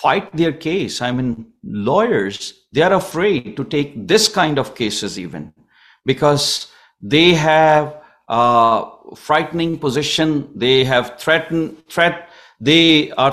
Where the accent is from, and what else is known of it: Pakistan; now in Canada